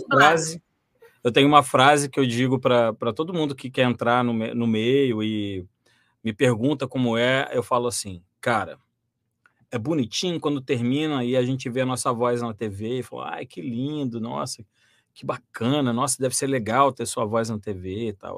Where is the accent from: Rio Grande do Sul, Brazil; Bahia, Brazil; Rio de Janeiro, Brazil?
Rio de Janeiro, Brazil; Volta Redonda; eu sou natural de Volta Redonda